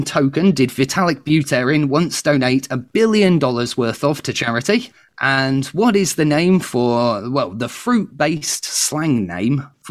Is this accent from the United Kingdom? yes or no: yes; United Kingdom; me being very British